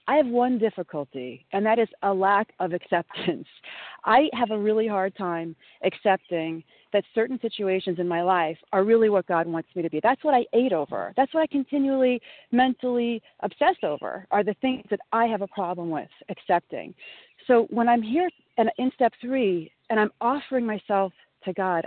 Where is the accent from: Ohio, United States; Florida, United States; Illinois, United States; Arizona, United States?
Illinois, United States; Southern; now in New York, United States; I grew up in Southern Illinois